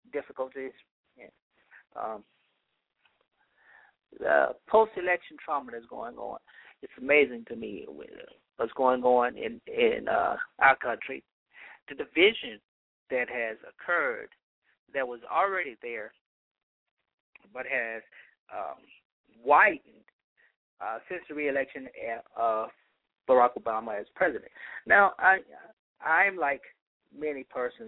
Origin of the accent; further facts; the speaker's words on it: Louisiana, United States; Louisiana, my home state